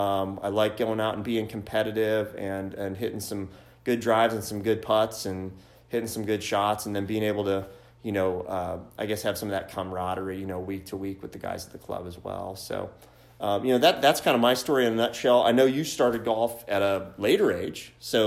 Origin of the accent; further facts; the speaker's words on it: Carmel, Indiana, United States; also born or lived in South Bend, Indiana; born and raised in Indiana.